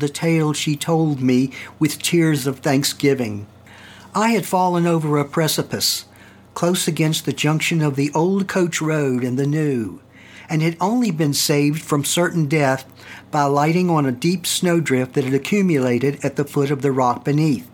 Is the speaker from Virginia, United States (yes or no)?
yes; Staunton, Virginia, United States; my hometown, Stanton, Virginia